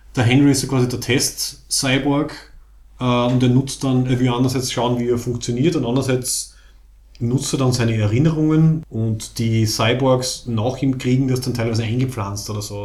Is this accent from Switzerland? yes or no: no; Austria; Wir, wir sind ja quasi qualifiziert als Österreicher